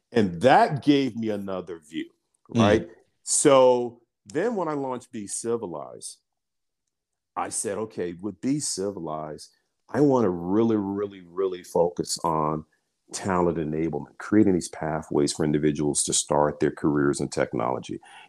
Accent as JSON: {"language": "English", "town": "Birmingham", "region": "Alabama", "country": "United States", "tie": "born or raised there", "said": "I'm an African-American. I'm from Birmingham, Alabama. I grew up in, I grew up in an area called Dynamite Hill."}